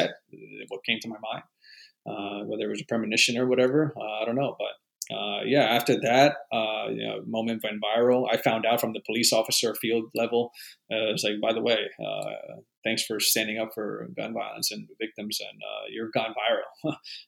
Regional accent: Weston, Florida, United States; moved away as an adult; also born or lived in France; I grew up in Weston, which is pretty much a city right next to Parkland

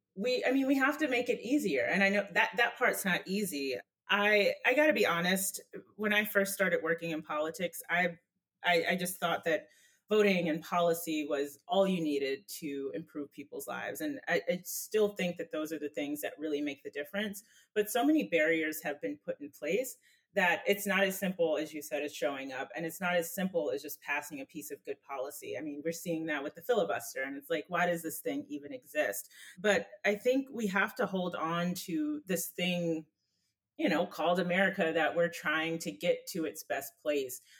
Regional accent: North Carolina, United States; I'm from North Carolina

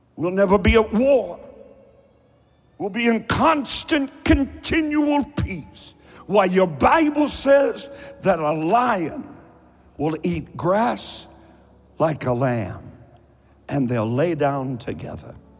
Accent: Eastern Kentucky, United States; I'm from Eastern Kentucky. I talk slowly

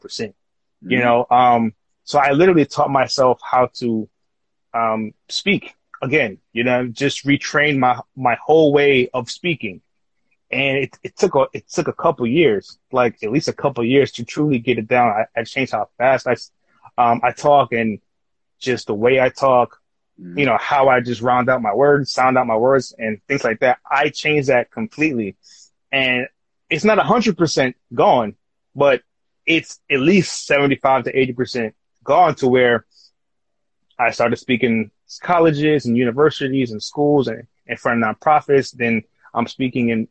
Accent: New York City, New York, United States; Growing up as a kid, growing up in Queens

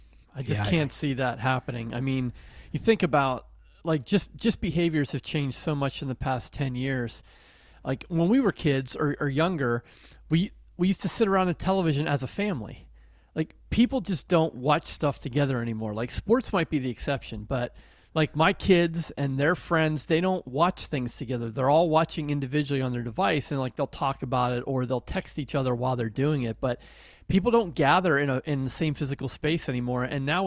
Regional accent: Pennsylvania, United States; But, I grew up in Western Pennsylvania, and there weren't really near the ocean at all.

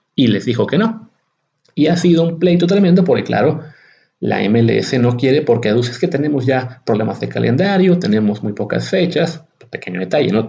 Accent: Mexico

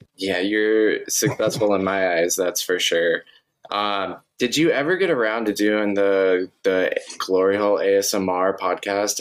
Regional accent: Montana, United States; I grew up in Montana

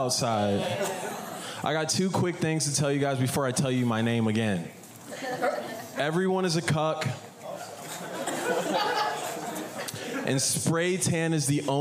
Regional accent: Manassas, Virginia, United States; now in Portland, United States; I'm from Manassas, Virginia

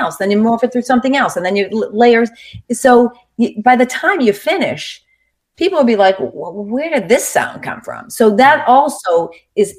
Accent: Boston, Massachusetts, United States; I come from Boston where my family's like really into sports

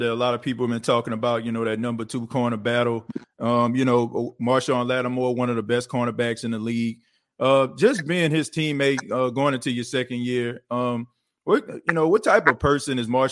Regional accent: New Orleans, Louisiana, United States; now in South Carolina, United States; I was born and raised in New Orleans.

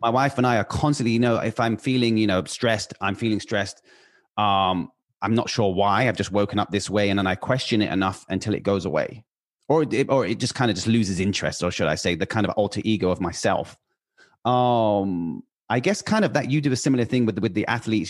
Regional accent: United Kingdom; now in Los Angeles, United States; I'm British. I live in Los Angeles

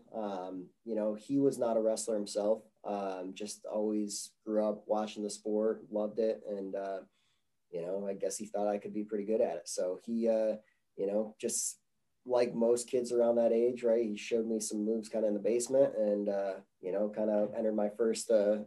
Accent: Chenango Forks, New York, United States; moved away as an adult; now in Greeley, United States; I grew up in Chenango Forks

